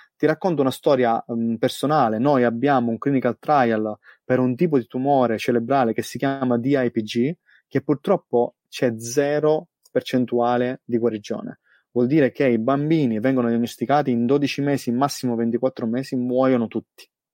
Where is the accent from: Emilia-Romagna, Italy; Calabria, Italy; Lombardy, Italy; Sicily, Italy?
Sicily, Italy; moved away as an adult; now in Australia; da buon siciliano